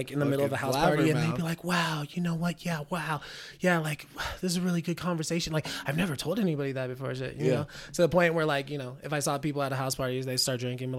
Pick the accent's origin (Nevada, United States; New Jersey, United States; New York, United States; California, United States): Nevada, United States; Reno; also born or lived in Bay Area, United States; I'm from the Bay Area. So, yeah. but I mean, I've been in Reno since I was five.